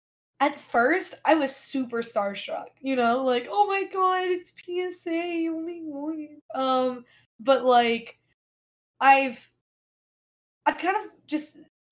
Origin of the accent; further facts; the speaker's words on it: the South, United States; accent: Southern; So I'm regionally Southern, and I intentionally suppress my Southern accent so that people won't make fun of me.